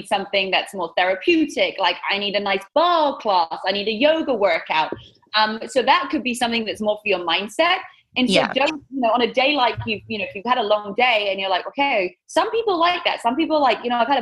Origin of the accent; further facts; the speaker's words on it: England, United Kingdom; accent: British; moved away as an adult; now in Southern California, United States; growing up in England